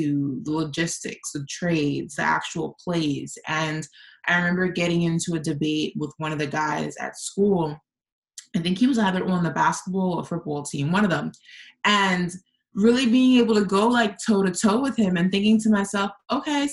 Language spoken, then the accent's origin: English; New York, United States; accent: New York; I grew up in New York